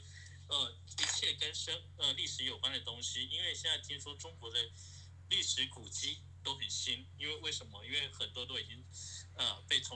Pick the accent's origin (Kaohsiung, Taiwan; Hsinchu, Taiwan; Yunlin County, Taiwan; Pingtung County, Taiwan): Hsinchu, Taiwan; moved away as an adult; also born or lived in Taipei; now in New York, United States; 我是我是一个新竹呃长大的小孩，但是我高中在台北念，